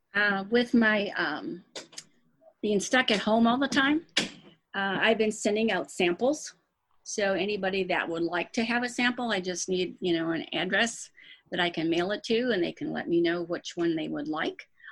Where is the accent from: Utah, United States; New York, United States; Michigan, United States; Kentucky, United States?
Michigan, United States; Dearborn Heights; moved away as an adult; now in St. Louis, United States; I was born and raised in Dearborn Heights, Michigan, which is outside of Detroit